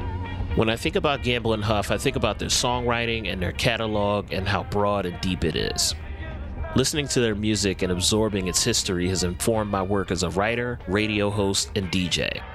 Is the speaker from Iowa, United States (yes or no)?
no; Philadelphia, Pennsylvania, United States; I grew up in Philly, in a neighborhood called West Oak Lane. Both of my parents are from North Philly.